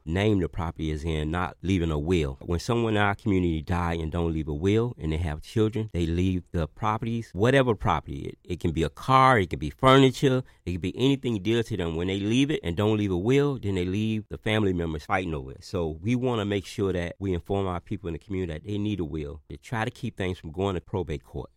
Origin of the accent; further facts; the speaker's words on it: Miami, Florida, United States; growing up in Liberty City